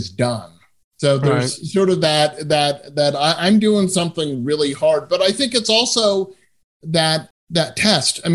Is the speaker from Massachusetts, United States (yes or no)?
yes; Massachusetts, United States; I grew up in Massachusetts